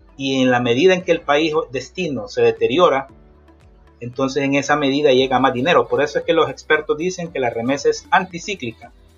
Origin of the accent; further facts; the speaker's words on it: Tegucigalpa, Francisco Morazán, Honduras; moved away as an adult; also born or lived in Florida, United States; now in United States; soy originario de Tegucigalpa, Honduras